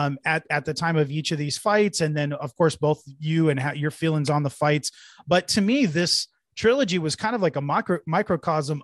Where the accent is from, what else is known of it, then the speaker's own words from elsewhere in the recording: Mountain View, California, United States; also born or lived in Cupertino / San Jose; I was born in Mountain View, graduated from Cupertino High School, lived in and out of San Jose most of my life